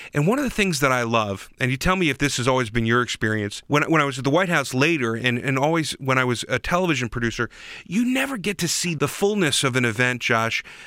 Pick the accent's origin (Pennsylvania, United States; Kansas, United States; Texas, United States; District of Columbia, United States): District of Columbia, United States; Washington; I grew up in Washington, D C